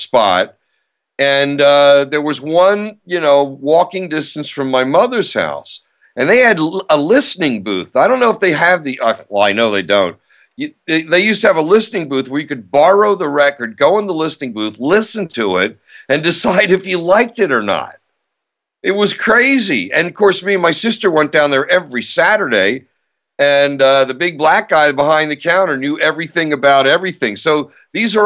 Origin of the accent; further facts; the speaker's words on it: Baltimore, Maryland, United States; moved away; also born or lived in Bay Area; when I was growing up in Baltimore